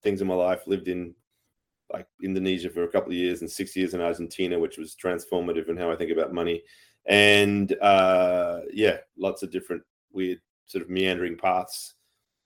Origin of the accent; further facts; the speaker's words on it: Australia; I'm an Aussie of Irish descent